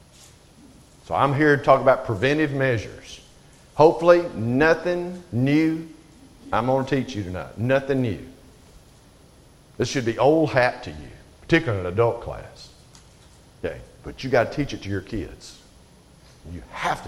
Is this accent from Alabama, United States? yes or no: yes; Alabama, United States; I'm from Alabama